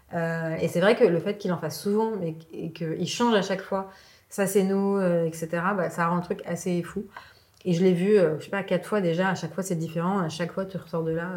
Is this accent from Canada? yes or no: no; Lebanon; now in France; je suis née au Liban